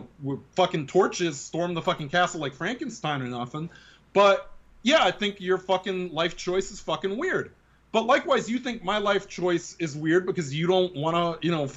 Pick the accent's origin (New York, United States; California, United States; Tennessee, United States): New York, United States; New York City; growing up in the Bronx